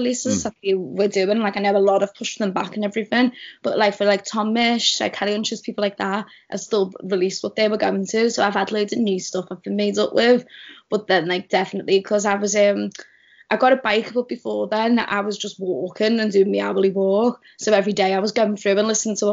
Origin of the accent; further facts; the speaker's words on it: Liverpool, North West England, United Kingdom; accent: Scouse; growing up in Liverpool, you always think of Radio City is just this big Scouse thing